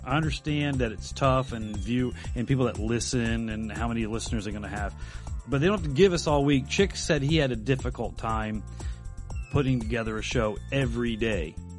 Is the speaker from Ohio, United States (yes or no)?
yes; Dayton, Ohio, United States; grew up in East Dayton